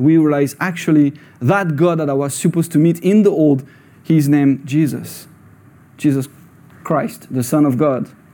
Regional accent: France; English is a second language; moved away as an adult; now in Scotland; I was born in France

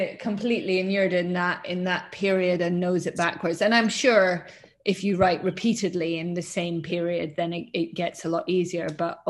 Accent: Scotland, United Kingdom; I was brought up in Scotland

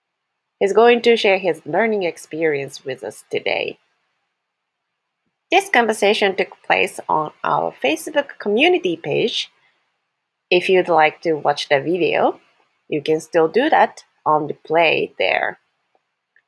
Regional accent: Japan; now in Canada; I grew up in Japan, the life there, and how I ended up moving to Canada

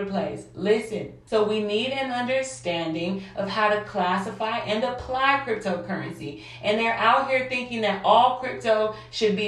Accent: St. Louis, Missouri, United States; I grew up in St. Louis, South St. Louis.

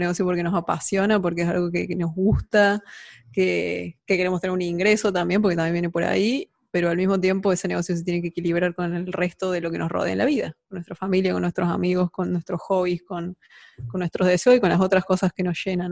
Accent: Argentina; emprendedora, argentina

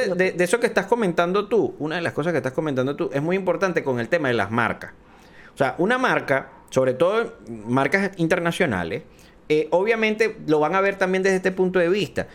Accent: Venezuela; aquí en Venezuela estamos

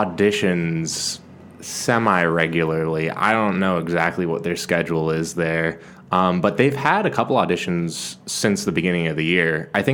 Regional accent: San Jose, California, United States; moved away as an adult; also born or lived in Chicago / Portland; now in Los Angeles, United States; Yeah, Bay Area. I'm from San Jose.

